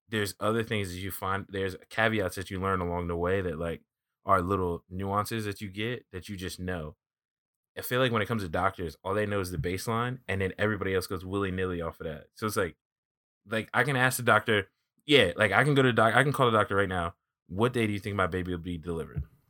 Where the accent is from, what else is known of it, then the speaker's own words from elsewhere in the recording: East Coast, United States; I'm from the East Coast